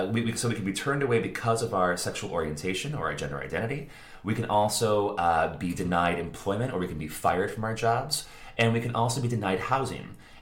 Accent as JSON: {"language": "English", "region": "Northwest Indiana", "country": "United States", "tie": "born or raised there", "moved": "as an adult", "lives_now": "Chicago, United States", "said": "So, like Andrew said, I was born in Indiana. I grew up in Indiana. I went to school in Indiana. I went to university in Indiana. And I moved to Chicago later on."}